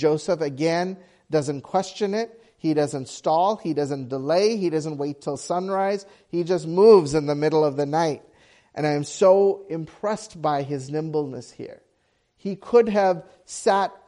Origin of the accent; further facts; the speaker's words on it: Sri Lanka; moved away; we grew up in Sri Lanka and there was a civil war, and we were part of the minority group.